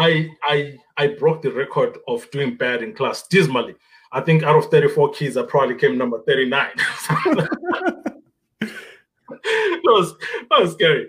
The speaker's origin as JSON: {"language": "English", "region": "Bulawayo", "country": "Zimbabwe", "tie": "born or raised there", "also_born_or_lived": "Gwanda, Zimbabwe", "second_language": "English", "moved": "as an adult", "lives_now": "Canada", "said": "I was born in Gwanda and I lived the first beginning years of my life in Gwanda until the age of 9, 10. Uh-huh. And that's when I moved to Bulawayo"}